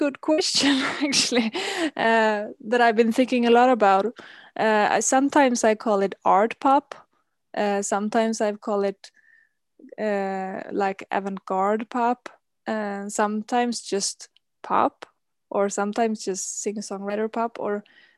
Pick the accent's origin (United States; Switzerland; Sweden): Sweden; Gothenburg, Västra Götaland; I'm calling from Gothenburg, which is the second biggest city of Sweden. It's located on the west coast, and here this is the place where I've grown up and lived most of my life.